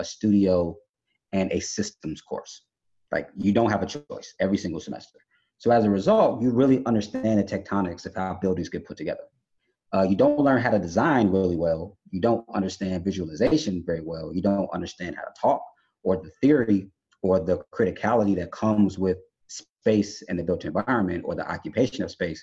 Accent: Chicago, Illinois, United States; I'm from Chicago. I live down the street from Frank Lloyd Wright's homes

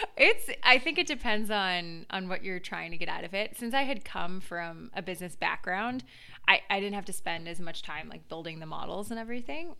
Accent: Duxbury, Massachusetts, United States; also born or lived in Los Angeles; I live in Boston now, but I was originally from Duxbury

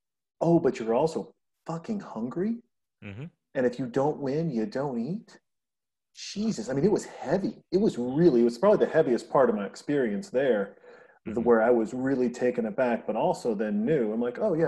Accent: Montana, United States; now in California, United States; I'm from Montana. I grew up in, you know, going to smokers, boxing matches, you know, in little gyms and stuff

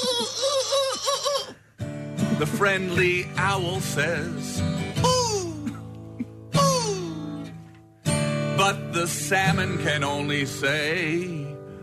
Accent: Canada; I'm Canadian

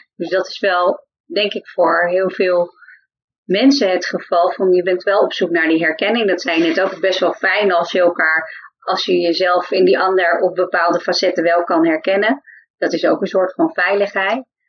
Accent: Friesland, Netherlands; accent: Frisian; now in The Hague, Netherlands; ik kwam uit Friesland

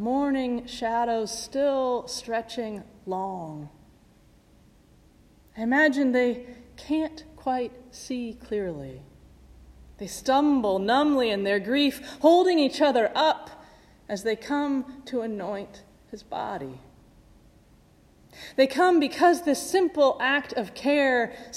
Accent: Midwest, United States; moved away; Growing up in the Midwest

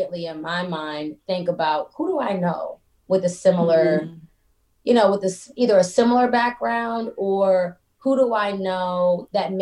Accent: Atlanta, Georgia, United States; also born or lived in Baltimore, Maryland; I was born in Baltimore, Maryland. Both of my parents were born in Baltimore, Maryland, and I moved to Atlanta when I was very young. And so I claim Atlanta.

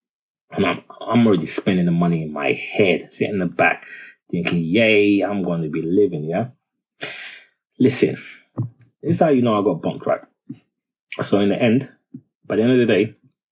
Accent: Nigeria; now in United Kingdom; I'm Nigerian

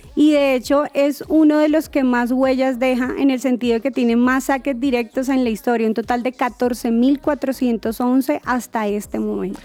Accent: Colombia; como colombianos

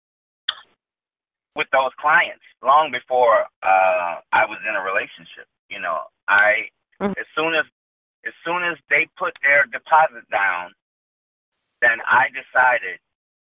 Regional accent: New Orleans, Louisiana, United States; I grew up in New Orleans

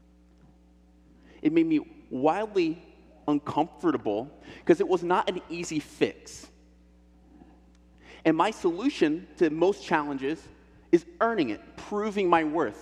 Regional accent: Illinois, United States; now in Portland, United States; I'm from Illinois, I'm from a pig farm

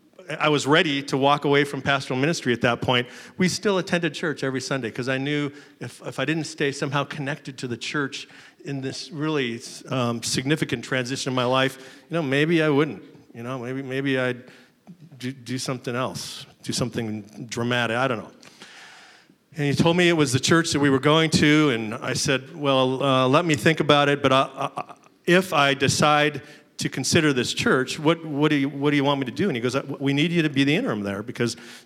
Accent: Seattle, Washington, United States; I am a Pacific Northwest boy. I was born and raised in Seattle. Grew up there

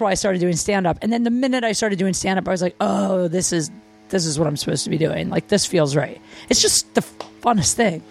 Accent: Canton, Ohio, United States; I grew up in small town Ohio, Canton, Ohio.

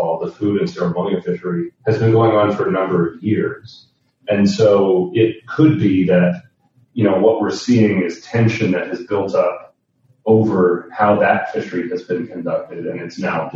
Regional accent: Nova Scotia, Canada; born and raised in Nova Scotia

